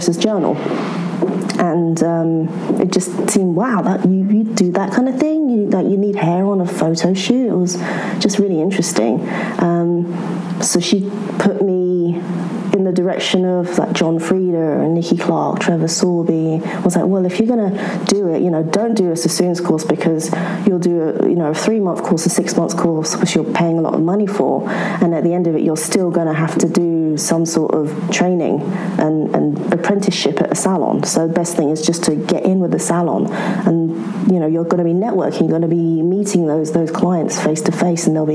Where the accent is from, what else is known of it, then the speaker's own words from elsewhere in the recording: London, United Kingdom; I grew up in London